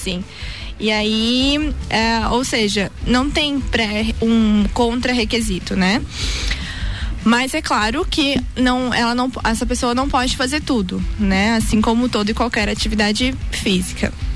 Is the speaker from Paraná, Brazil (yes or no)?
no; Blumenau, Santa Catarina, Brazil; eu sou de Blumenau